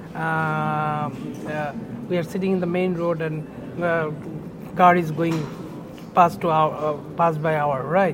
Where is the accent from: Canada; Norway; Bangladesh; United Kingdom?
Bangladesh; born or raised there; also born or lived in Dhaka